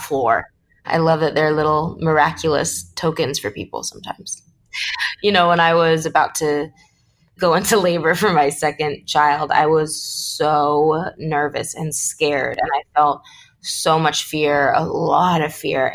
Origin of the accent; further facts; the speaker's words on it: Los Angeles, California, United States; I grew up in Los Angeles, born and raised